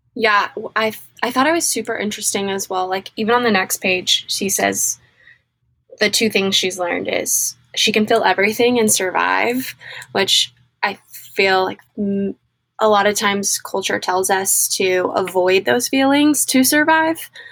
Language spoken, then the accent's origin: English; Mississippi, United States; I'm from Mississippi